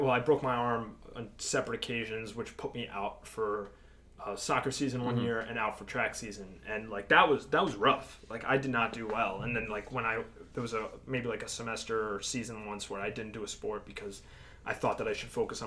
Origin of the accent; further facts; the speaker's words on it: United States; born in the United States, but I'm 100% Greek